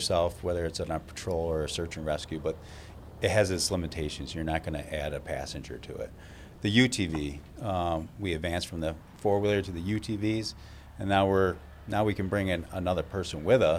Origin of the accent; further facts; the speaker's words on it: Webster, New York, United States; Even though I was a east sider growing up in Webster, and I made that trek across town